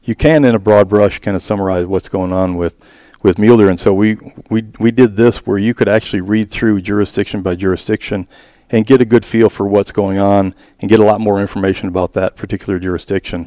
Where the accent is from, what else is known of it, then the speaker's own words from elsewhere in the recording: Wisconsin, United States; moved away as an adult; also born or lived in South Texas; now in Arizona, United States; I grew up in Wisconsin, hunted whitetails in Wisconsin